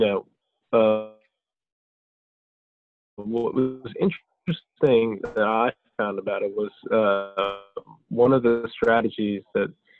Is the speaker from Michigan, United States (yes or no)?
no; New Jersey, United States; my father moved here from Bulgaria and my mother's Brazilian, but I was born here in the United States in New Jersey.